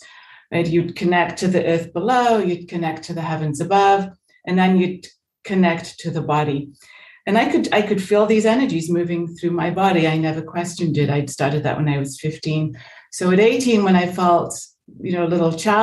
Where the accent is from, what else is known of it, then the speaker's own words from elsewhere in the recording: England, United Kingdom; moved away as an adult; also born or lived in United States; I was born in England. I came to America for a year when I was 17. So I went back to England when I was 18.